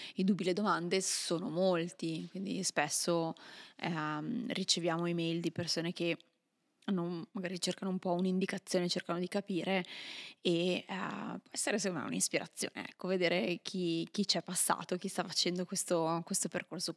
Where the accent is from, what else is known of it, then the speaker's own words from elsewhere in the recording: Milan, Lombardy, Italy; moved away as an adult; io, mm, pur essendo milanese, sì. ho, lasciato, ho, lasciato, l'Italia tanti tanti anni fa